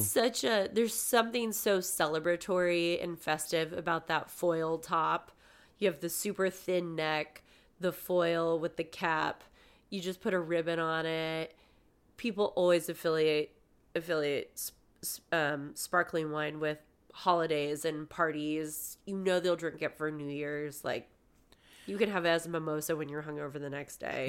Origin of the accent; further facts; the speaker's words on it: California, United States; moved away; I was from California